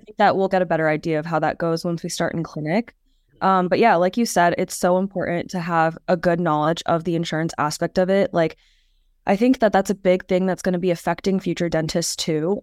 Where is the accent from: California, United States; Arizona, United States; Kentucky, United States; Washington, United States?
Arizona, United States; Phoenix; moved away as an adult; also born or lived in New York; now in Stony Brook, United States; I'm actually originally from Phoenix, Arizona, so kind of far away from here